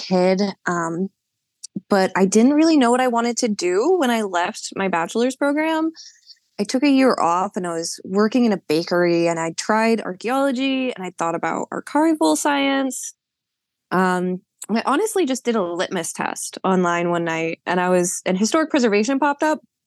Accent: Madison, Maine, United States; moved away as an adult; also born or lived in California; grew up in Maine. I'm a 8th generation Mainer.

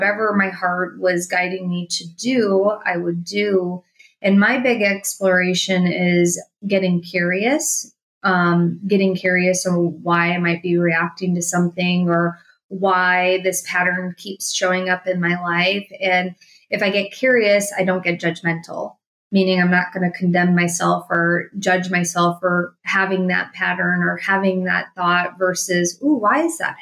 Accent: Milwaukee, Wisconsin, United States; I grew up in Wisconsin, just like you. I'm from Milwaukee, Wisconsin

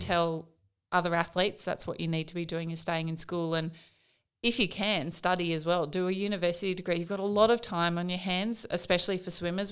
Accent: Katherine, Northern Territory, Australia; also born or lived in Wave Hill; I was born in Catherine in the Northern Territory, so, uh, in an Aboriginal community

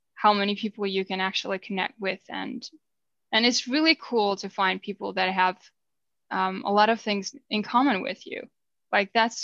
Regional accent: Finland; first language Finnish; English is a second language

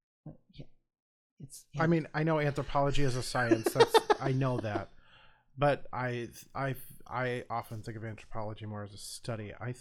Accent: Midwest, United States; I am born and raised in the Midwest.

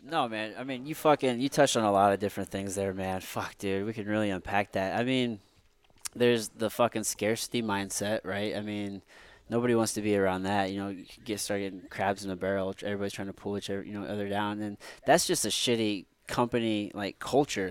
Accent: Midwest, United States; we grew up here in the Midwest

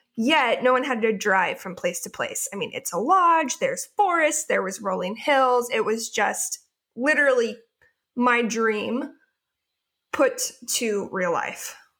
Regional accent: Portland, Oregon, United States; moved away as an adult; now in Southern California, United States; I live in Southern California currently, although I am from the Portland, Oregon area

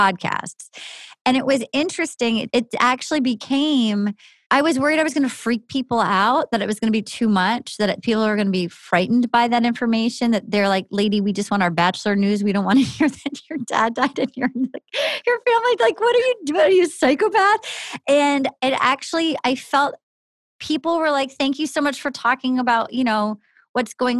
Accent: New England, United States; growing up in New England

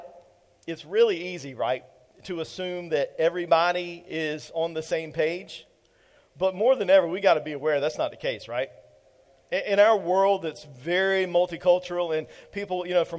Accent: Eastern North Carolina, United States; I'm straight from the country, y'all. I am from Eastern North Carolina

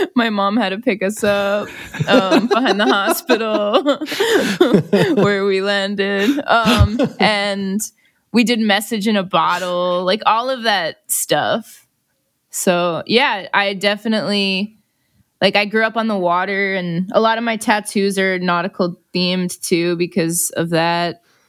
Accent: Long Island, New York, United States; moved away as an adult; now in Los Angeles, United States; I grew up on Long Island.

